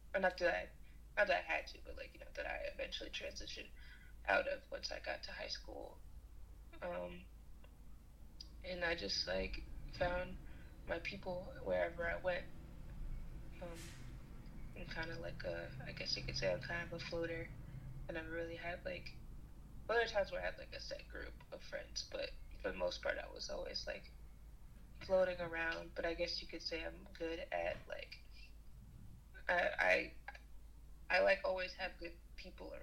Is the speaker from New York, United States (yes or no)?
yes; New York City, New York, United States; I am from New York, from Brooklyn, New York, born and raised